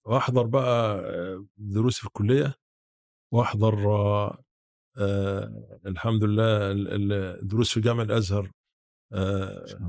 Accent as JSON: {"language": "Arabic", "town": "Hurbeit", "region": "Sharqia", "country": "Egypt", "tie": "born or raised there", "moved": "yes", "said": "انا اصلا من محافظه الشرقيه من آه قريه تبع مركز وكبير اسمها هربيط"}